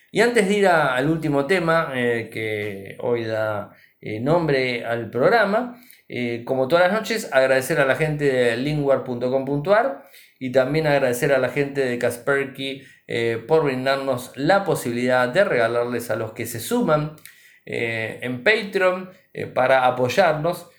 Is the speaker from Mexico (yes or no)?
no; Argentina; nuestro país